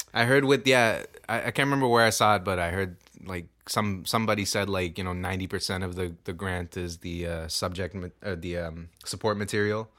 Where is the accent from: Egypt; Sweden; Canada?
Canada; Toronto, Ontario; we're from Scarborough